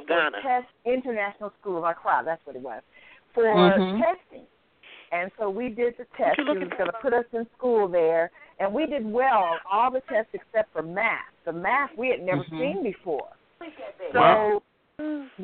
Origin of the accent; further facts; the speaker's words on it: United States; we were African Americans from the United States.